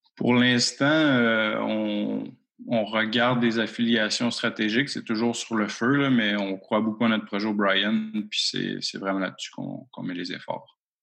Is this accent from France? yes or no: no; Rouyn-Noranda, Quebec, Canada; je suis natif de l'Abitibi-Témiscamingue, à Rwanda